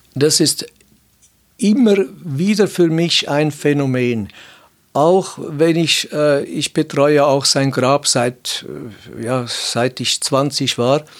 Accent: Switzerland; bei uns in der Schweiz

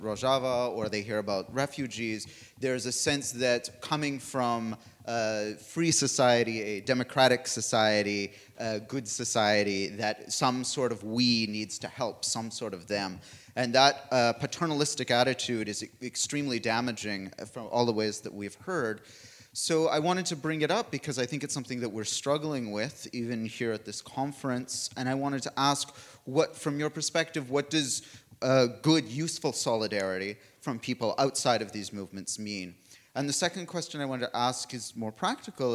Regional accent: Canada; I'm a Canadian

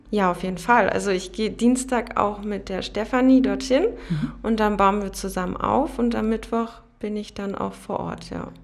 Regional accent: Berlin, Germany; also born or lived in Frankfurt am Main; now in Potsdam, Germany; Ich bin in Berlin geboren und bin damals vor knapp, also vor zehn Jahren, sind meine Familie und ich nach Frankfurt am Main gezogen

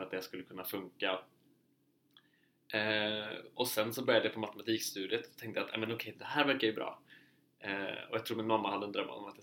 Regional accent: Uppsala, Uppsala County, Sweden; moved away as an adult; also born or lived in Härnösand, Sweden; now in Oslo, Norway; jag är från Uppsala i Sverige. Eh, och så hamnade jag på folkhögskola i Härnösand i två år och sen kom jag in på Musikhögskolan i Oslo

